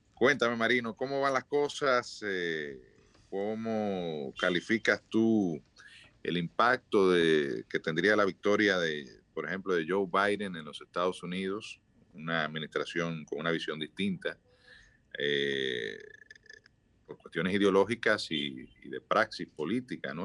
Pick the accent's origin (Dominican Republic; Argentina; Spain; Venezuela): Dominican Republic; todos somos dominicanos